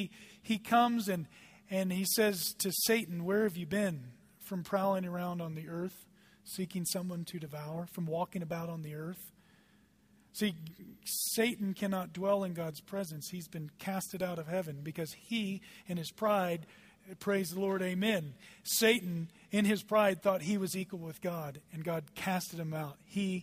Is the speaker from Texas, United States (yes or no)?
yes; Dallas, Texas, United States; now in Eagle, United States; I come from Dallas. There are traffic jams, and it's daily. Dallas is a traffic jam.